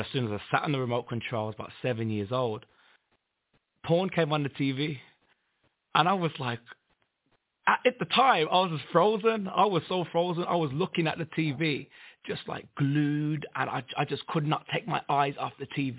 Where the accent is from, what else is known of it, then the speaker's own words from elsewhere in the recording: Birmingham, West Midlands, United Kingdom; I'm from Birmingham, England